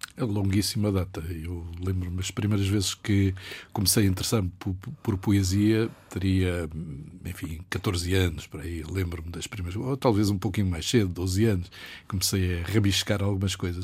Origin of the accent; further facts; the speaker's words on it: Angola; moved away as an adult; now in Lisbon, Portugal; Onde nasci, onde o meu pai já tinha nascido, onde a minha irmã nasceu.